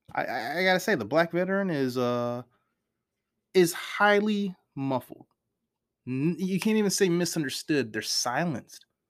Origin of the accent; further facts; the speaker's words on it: United States; I'm from America